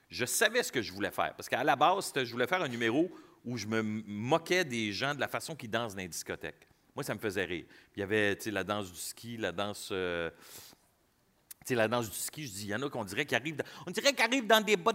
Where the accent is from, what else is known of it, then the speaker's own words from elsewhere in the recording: Quebec City, Quebec, Canada; now in Montreal, Canada; Ma première audition, quand je suis parti de Québec pour venir euh, faire l'audition à Montréal, euh, je voulais pas.